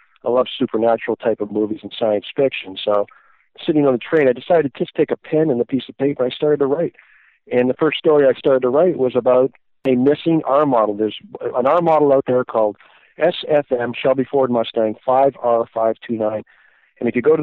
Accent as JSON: {"language": "English", "town": "Toronto", "region": "Ontario", "country": "Canada", "tie": "born or raised there", "also_born_or_lived": "Southern Illinois", "moved": "as an adult", "said": "I grew up in Toronto, Canada during my formative years"}